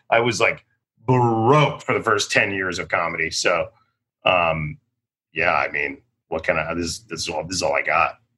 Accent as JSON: {"language": "English", "town": "Randolph", "region": "Massachusetts", "country": "United States", "tie": "born or raised there", "said": "I grew up in Boston."}